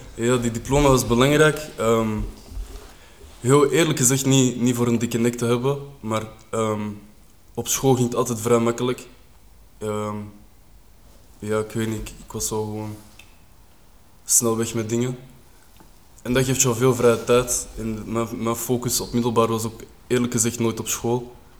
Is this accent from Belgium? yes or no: yes; Kruibeke, Flanders, Belgium; also born or lived in Beveren / Linkeroever, Antwerp; ik ben dan verhuisd op jonge leeftijd naar uh, Kruibeke. Zijn we daar gaan wonen, ben ik daar opgegroeid.